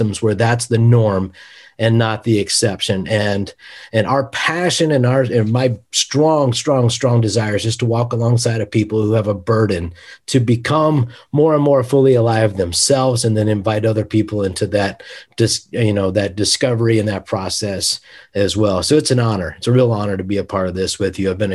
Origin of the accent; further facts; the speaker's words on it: West Virginia, United States; now in Kansas City, United States; I'm from West Virginia